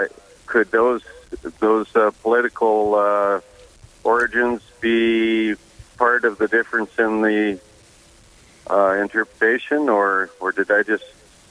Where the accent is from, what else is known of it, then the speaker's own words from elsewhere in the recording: Diocese of Rapid City, South Dakota, United States; now in Raymond, United States; I grew up in the Diocese of Rapid City.